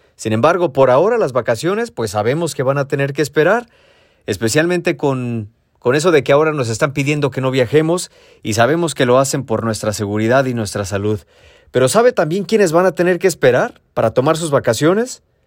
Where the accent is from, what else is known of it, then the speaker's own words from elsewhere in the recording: Mexico; now in San Diego, United States; la casa donde crecí en México